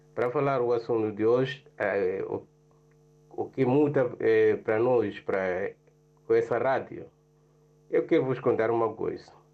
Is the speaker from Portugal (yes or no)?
no; Mozambique; moved away; also born or lived in Poland; eu sou moçambicano